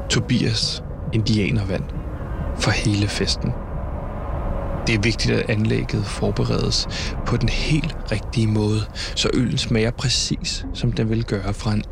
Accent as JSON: {"language": "Danish", "town": "Copenhagen", "region": "Capital Region of Denmark", "country": "Denmark", "said": "Det må jeg bare sige øh, som københavner nu er vi her"}